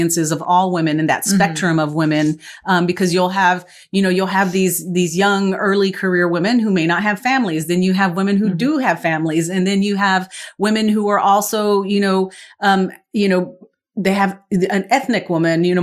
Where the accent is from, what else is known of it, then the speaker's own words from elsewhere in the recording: West Texas, United States; moved away as an adult; also born or lived in East Coast; I moved to the East Coast, it was like, okay, I'm from Texas. I'm from West Texas